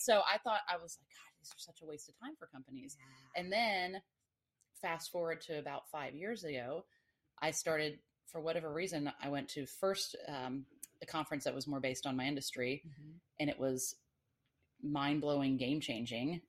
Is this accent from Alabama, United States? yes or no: no; Atlanta, Georgia, United States; now in Florida, United States; I lived, I grew up in Atlanta, but I'm from Florida originally